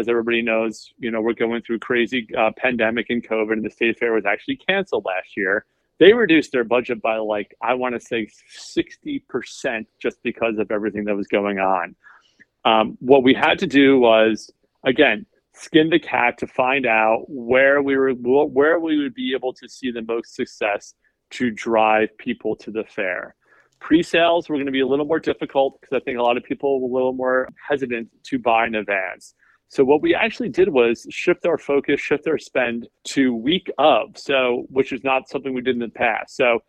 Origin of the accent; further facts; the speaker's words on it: New York City, New York, United States; so I came from New York. I worked in the city as, you know, a media buyer and planner forever.